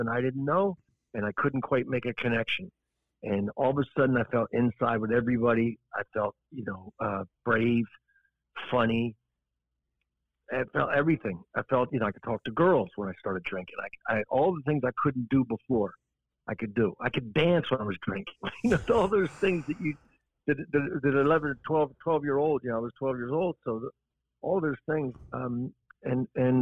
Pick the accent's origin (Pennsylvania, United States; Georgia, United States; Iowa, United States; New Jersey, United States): New Jersey, United States; Pennsville; Pennsville, a little town called Pennsville, right across from Wilmington, Delaware